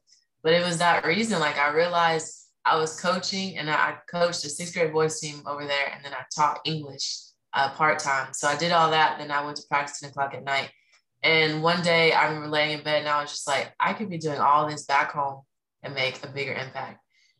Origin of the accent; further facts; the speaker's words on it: Huntsville, Alabama, United States; also born or lived in Texas / Hawaii / California; I claim here home, but I did move here in seventh grade. I was born in Texas, and we moved to Hawaii, California, and then we moved to Huntsville, Alabama.